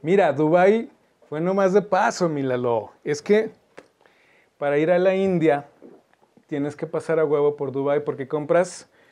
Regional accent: Zacatecas, Mexico; ¿De dónde eres? Me dice. Y le decía, de Zacatecas

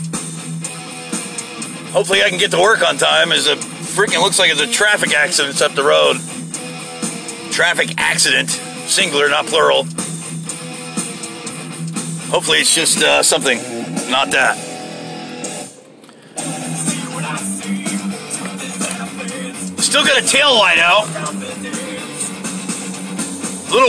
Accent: United States; as an American

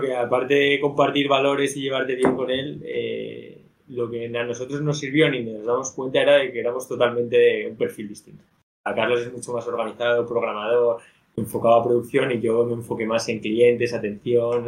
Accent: Madrid, Community of Madrid, Spain; also born or lived in Barcelona; yo soy de aquí, de Madrid. Entonces, llevo viviendo en Madrid, bueno, toda la vida

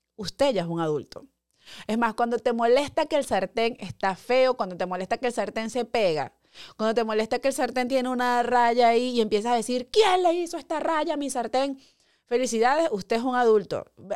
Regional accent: Guárico, Venezuela; moved away as an adult; now in United States; allá en mi pueblo guárico

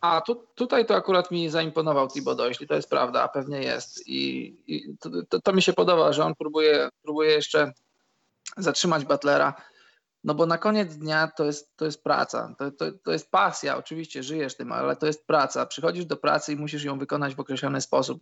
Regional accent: Świdnik, Lublin Voivodeship, Poland; u nas w Świdniku jest e, boisko przy szkole numer 4

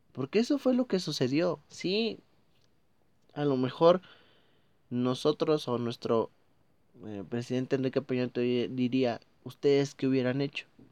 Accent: Mexico; Estoy hablando como mexicano. Estoy hablando como una persona que vive en este país

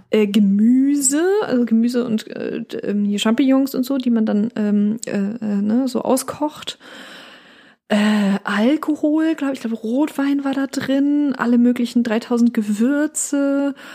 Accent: Northern Germany, Germany; also ich komme ja aus Norddeutschland, du auch.

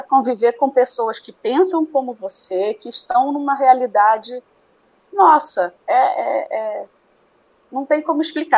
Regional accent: Rio de Janeiro, Brazil; moved away as an adult; also born or lived in Belém; now in Recife, Brazil; Quando pequeno fui morar no Rio

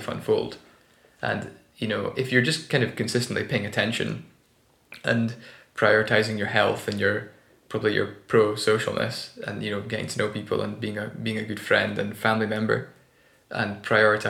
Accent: Scotland, United Kingdom; moved away as an adult; now in Berlin, Germany; I'm a Scottish boy

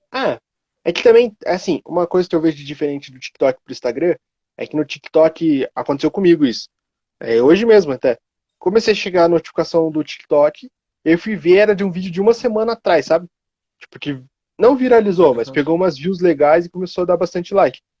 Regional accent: Cotia, São Paulo, Brazil; Eu sou daqui de Cotia.

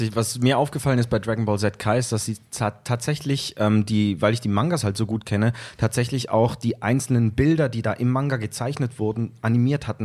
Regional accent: Zurich, Switzerland; ich komme aus Zürich, Raum Zürich

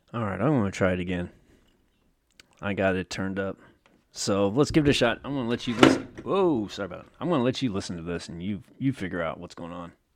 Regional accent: Oakland, California, United States; my hometown right here. Oakland

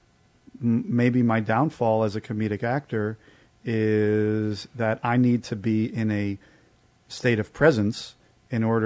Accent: New York City, New York, United States; I'm a New Yorker.

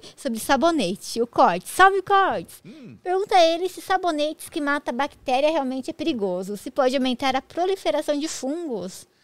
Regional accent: Jundiaí, São Paulo, Brazil; eu sou de Jundiaí

